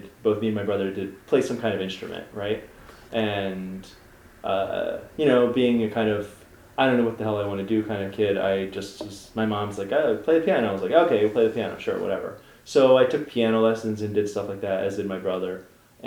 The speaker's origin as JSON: {"language": "English", "town": "Philadelphia", "region": "Pennsylvania", "country": "United States", "tie": "born or raised there", "said": "I grew up in Chestnut Hill"}